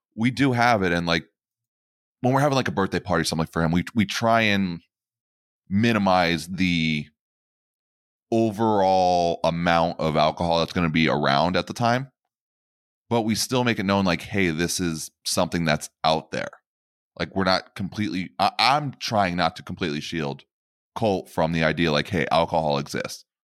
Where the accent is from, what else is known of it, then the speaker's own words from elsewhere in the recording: Pennsylvania, United States; I am born and bred in Pennsylvania